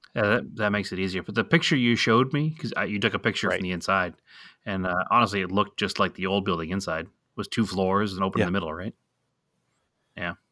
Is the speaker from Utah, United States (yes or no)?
no; Boston, Massachusetts, United States; moved away; we're from Boston